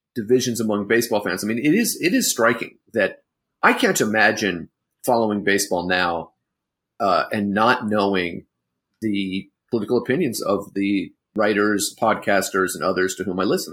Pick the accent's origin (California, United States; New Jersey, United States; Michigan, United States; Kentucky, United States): California, United States; San Francisco; growing up in San Francisco